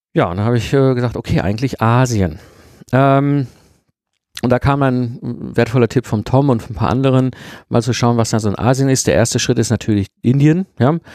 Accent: Germany; wir Deutsche

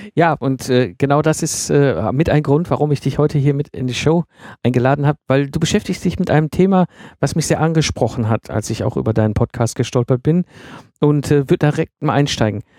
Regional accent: Ruhr area, North Rhine-Westphalia, Germany; moved away; ich komme ja ursprünglich aus dem Ruhrgebiet, also sehr industrialisierte äh, Umgebung, in der ich groß geworden bin

